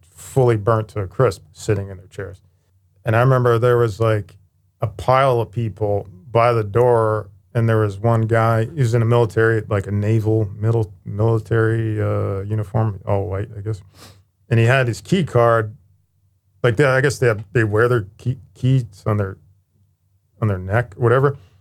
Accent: Youngstown, Ohio, United States; I was born in Youngstown, Ohio

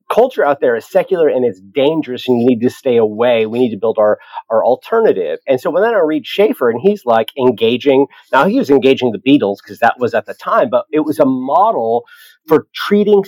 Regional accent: the Antelope Valley, Southern California, United States; I'm from Southern California, the Antelope Valley

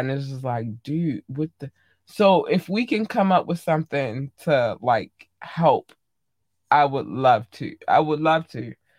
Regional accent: Baltimore, Maryland, United States; I'm from Maryland. I live in Baltimore. Well, I live in Baltimore County, but I'm from Baltimore City

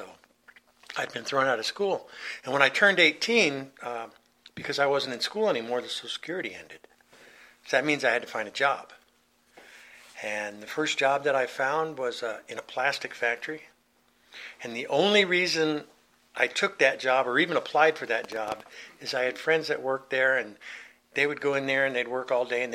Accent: Southern California, United States; also born or lived in New York City, US (born, Brooklyn); When I was 9 years old, we moved from New York to California, Southern California

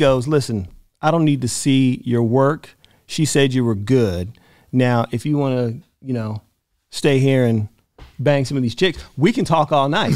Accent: Albany, Georgia, United States; moved away; also born or lived in Atlanta, Georgia; I'm from Albany, Georgia, and then I moved to Atlanta.

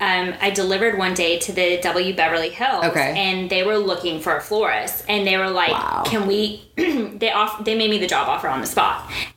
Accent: Dubai, United Arab Emirates; I'm from Dubai, but I will be there.

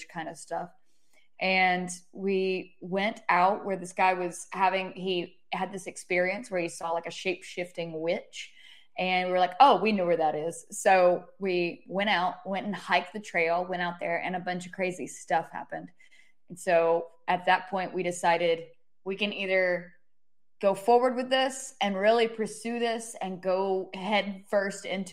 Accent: Haywood County, Western North Carolina, United States; moved away as an adult; also born or lived in New Orleans, Louisiana; now in Southern Appalachian region, United States; I'm originally from Western North Carolina, in Haywood County

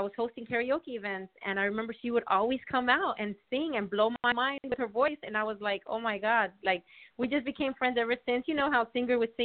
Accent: Las Vegas, Nevada, United States; I'm Cuban. Both of my parents are Cuban. I was born in Las Vegas.

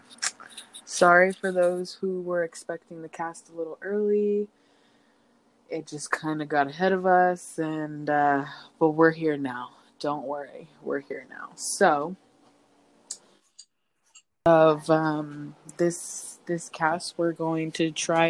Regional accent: California, United States; I'm from California

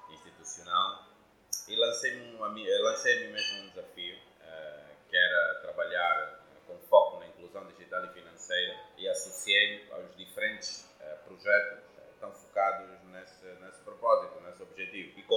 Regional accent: Porto Amboim, Cuanza Sul, Angola; eu sou de Porto Ambuim, nasci que cresci em Porto Ambuim cidade aqui ao sul de Luanda. Sou um jovem angolano.

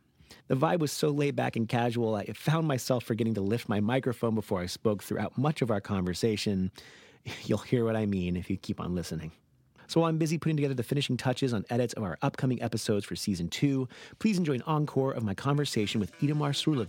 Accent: Los Angeles, California, United States; my hometown of Los Angeles

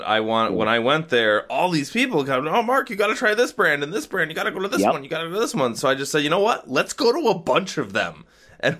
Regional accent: Niagara, New York, United States; So the whole time I was there, I just said I'm from Niagara.

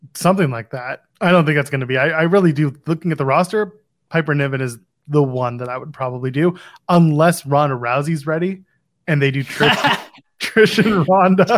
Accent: Canada; Canadian. We're not British.

